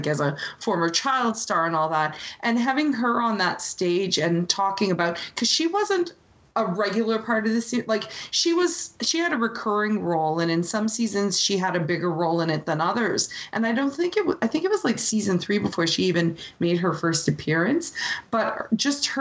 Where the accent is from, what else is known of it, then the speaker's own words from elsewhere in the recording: Canada; as someone who's grown up so close to the U.S. and has a lot of friends in the U.S. and in a lot of cases in Canada